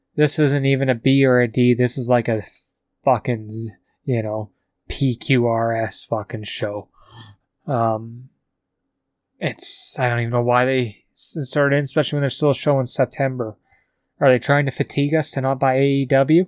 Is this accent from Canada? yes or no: yes; Calgary, Alberta, Canada; from Calgary